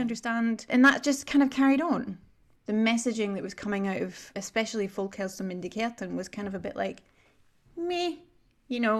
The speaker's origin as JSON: {"language": "English", "region": "Scotland", "country": "United Kingdom", "moved": "yes", "lives_now": "Sweden", "said": "I'm a Scot"}